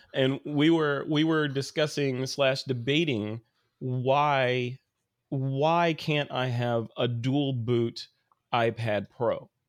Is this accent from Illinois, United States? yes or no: yes; Chicago, Illinois, United States; moved away; I'm actually from Chicago